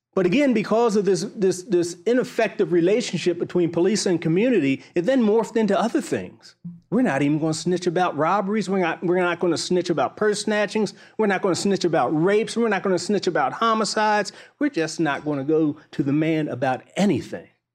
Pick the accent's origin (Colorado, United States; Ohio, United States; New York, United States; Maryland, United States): Maryland, United States; Baltimore; I grew up in Baltimore